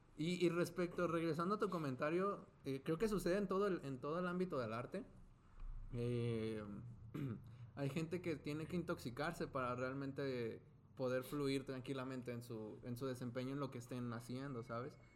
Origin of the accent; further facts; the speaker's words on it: Zapopan, Jalisco, Mexico; moved away; Soy de Guadalajara